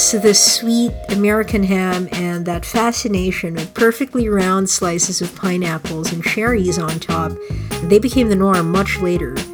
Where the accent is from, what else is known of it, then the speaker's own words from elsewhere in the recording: Philippines; moved away as an adult; now in Canada; I grew up in the Philippines and uh, didn't migrate to to Canada until I was 19